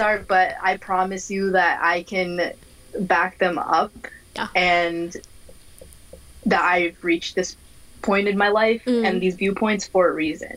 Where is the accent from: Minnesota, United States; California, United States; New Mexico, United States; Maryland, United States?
Minnesota, United States; I am from Minnesota. I was born and raised here